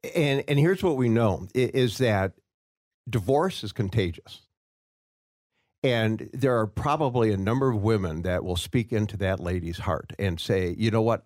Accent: Waukegan, Illinois, United States; I grew up in Waukegan, Illinois

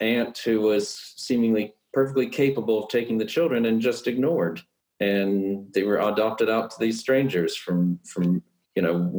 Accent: Texas, United States; the Texan in me

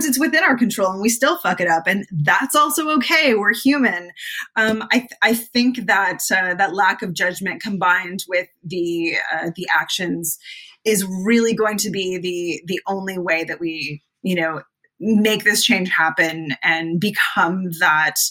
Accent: Canada; I am Canadian

